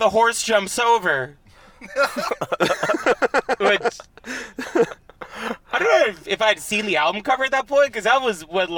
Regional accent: Long Island, New York, United States; accent: Long Island; moved away; being from Long Island, I learned my Long Island accent when I was 11

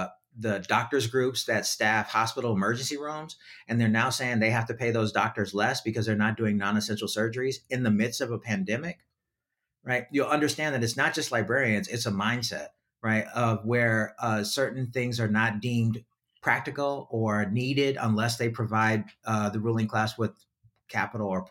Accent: New York City, New York, United States; I grew up in New York City

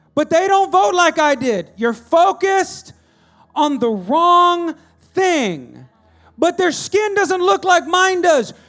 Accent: United States; I'm American

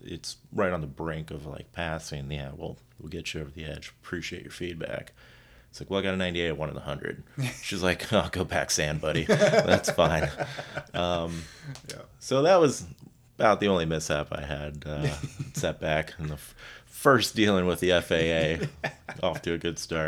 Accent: South Florida, United States; I grew up in South Florida with the rich and famous

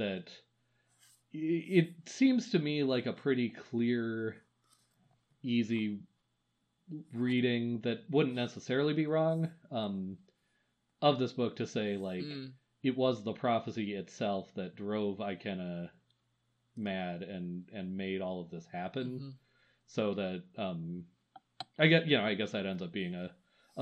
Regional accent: Wisconsin, United States; I'm from Wisconsin

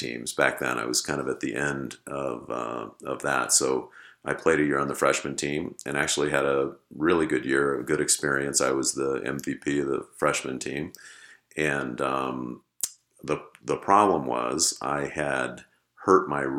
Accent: South Pasadena, California, United States; moved away as an adult; also born or lived in Los Angeles / Chicago; I was born in Los Angeles and raised in South Pasadena

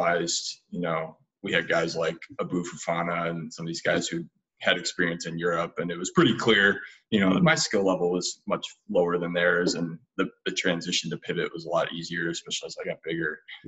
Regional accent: United States

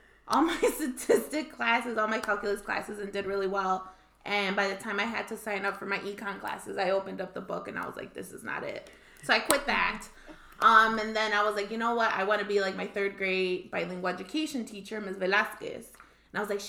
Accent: Chicago, Illinois, United States; also born or lived in Mexico; I was raised here in Chicago, so we came when I was 5, and I kind of grew up here in Chicago.

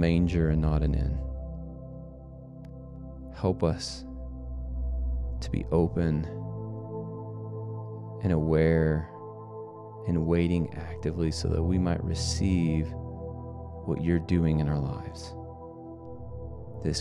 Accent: United States; as an American

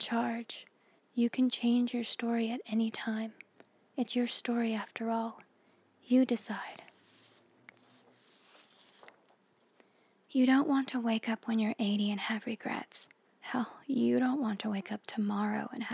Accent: United States; I grew up in the Mojave Desert in a meth lab on the edge of nowhere

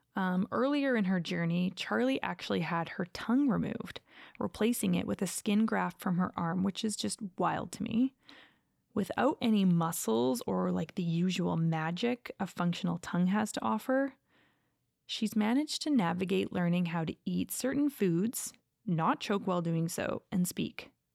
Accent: Calgary, Alberta, Canada; also born or lived in Los Angeles; growing up in Calgary, there are quite a few Mormon families in the area I lived

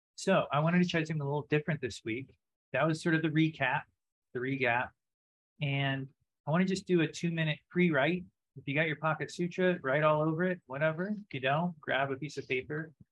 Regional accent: the South, United States; growing up in the South, when I would go to church

